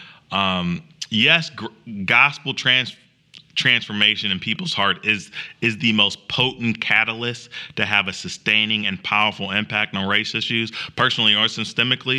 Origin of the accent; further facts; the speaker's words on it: Springfield, Illinois, United States; moved away as an adult; also born or lived in Chicago, Illinois; now in Greenville, United States; I'm from Springfield and my family's from Chicago